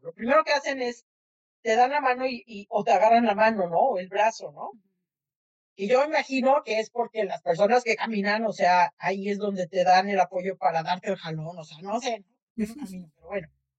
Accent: Mexico; now in United States; los que nacimos en México

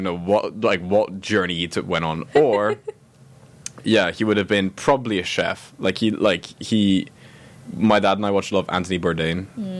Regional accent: Grasse, Provence-Alpes-Côte d'Azur, France; I was born in Grasse, in France.

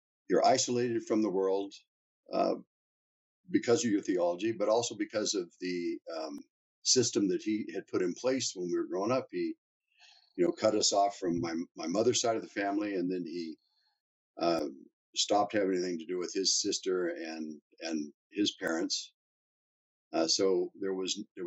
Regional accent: Topeka, Kansas, United States; moved away as an adult; now in Calgary, Canada; we grew up in Topeka, Kansas

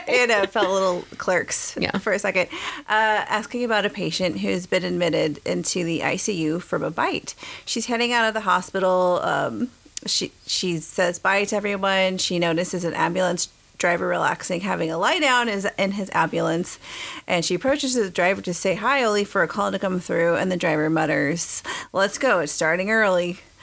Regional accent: Texas, United States; Growing up in Texas

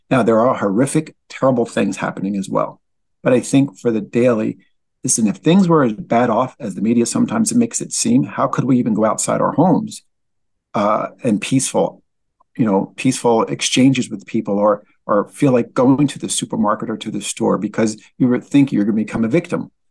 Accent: Linden, New Jersey, United States; also born or lived in Newark, New Jersey; I'm originally from Linden, New Jersey, born in Newark, New Jersey

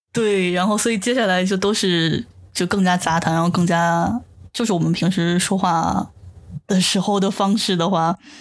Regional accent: China; first language Chinese; moved away as an adult; now in Japan; 我在国内其实日语只有听和读，完全没有说和写的经历

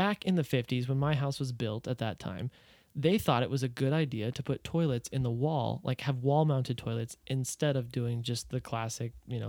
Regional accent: United States; as an American

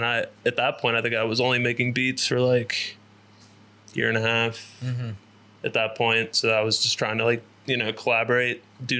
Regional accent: Cincinnati, Ohio, United States; moved away as an adult; also born or lived in Columbus, Ohio; now in Atlanta, United States; originally from Columbus, Ohio, and then moved to Cincinnati when I was 7 or 8. And then after that, 2 years ago, I moved to Atlanta, Georgia, and I live there now.

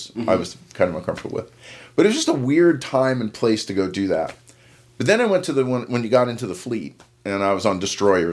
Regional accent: Yonkers, New York, United States; I grew up in Yonkers, New York, right on the borderline

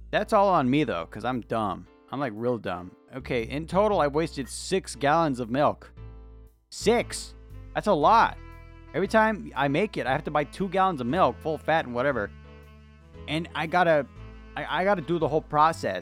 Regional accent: California, United States; I'm from California

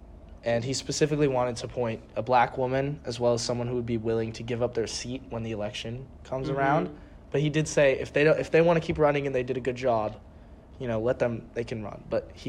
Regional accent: California, United States; we are from California.

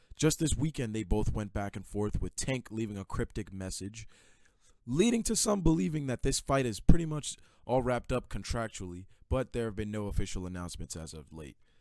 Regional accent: New York City, New York, United States; also born or lived in Queens, New York; my home, Brooklyn, New York. I came in from Queens

